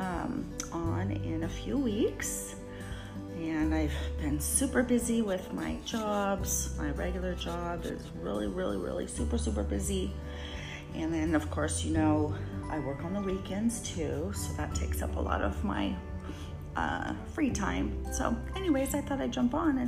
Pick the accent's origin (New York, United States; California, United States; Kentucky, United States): California, United States; I was born and raised in California